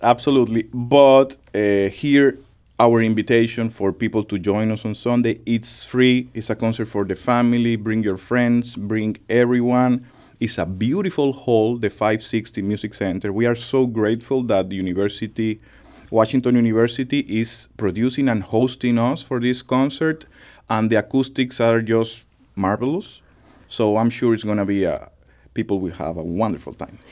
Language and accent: English; Dominican Republic; moved away; my country, the Dominican Republic